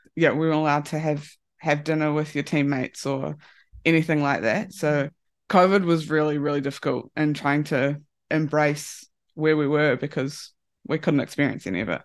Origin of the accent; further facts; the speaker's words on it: New Zealand; moved away as an adult; now in Japan; at home in New Zealand